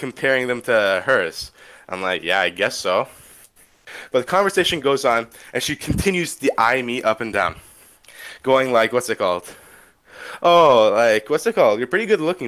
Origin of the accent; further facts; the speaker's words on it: Canada; I'm Canadian